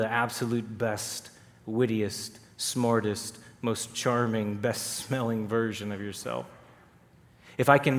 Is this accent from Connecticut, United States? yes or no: no; Texas, United States; I grew up in Texas